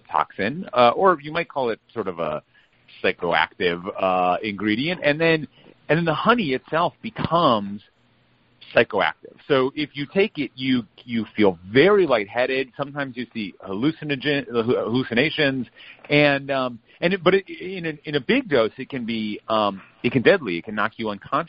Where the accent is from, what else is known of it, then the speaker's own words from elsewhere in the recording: Minnesota, United States; I grew up in Minnesota